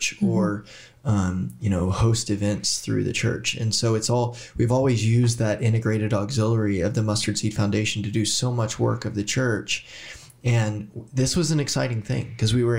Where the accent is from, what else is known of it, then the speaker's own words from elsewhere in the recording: Southern Indiana, United States; moved away as an adult; also born or lived in Portland; now in Erbil, Iraq; I come from Southern Indiana